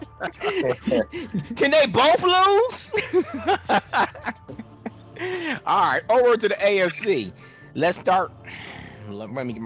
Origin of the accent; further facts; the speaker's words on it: Chicago, Illinois, United States; I'm from Chicago